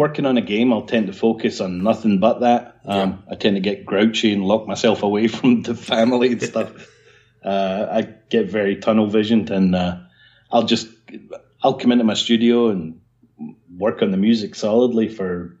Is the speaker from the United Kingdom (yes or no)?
yes; Scotland, United Kingdom; moved away as an adult; also born or lived in Portsmouth / London / Dewsbury; I grew up in Scotland, and then at the age of 18, I got hired by Catalyst Coders in Portsmouth